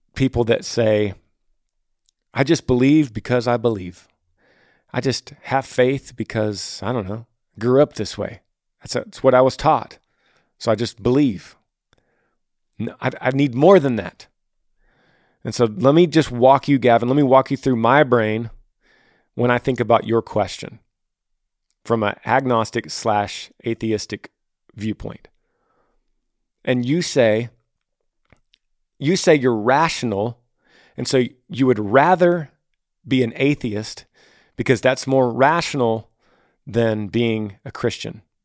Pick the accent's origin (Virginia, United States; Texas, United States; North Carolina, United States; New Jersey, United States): Texas, United States; my home state of Texas